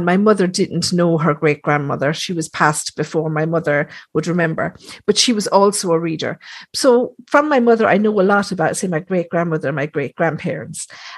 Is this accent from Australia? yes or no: no; Thurles, Munster, Ireland; So where I'm from in Thurles, this is where all the priests used to be trained.